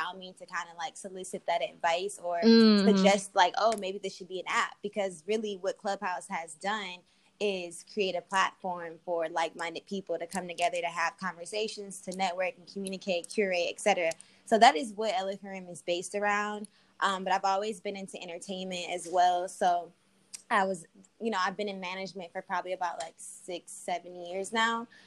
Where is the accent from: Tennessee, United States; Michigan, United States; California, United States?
Michigan, United States; Detroit; moved away as an adult; also born or lived in Arizona / Los Angeles; I'm from Detroit after living in Arizona, going to school in Arizona, living in LA, and I moved back to Detroit